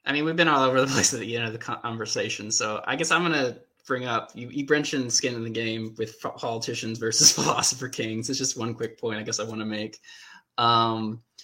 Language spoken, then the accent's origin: English; United States; I'm an American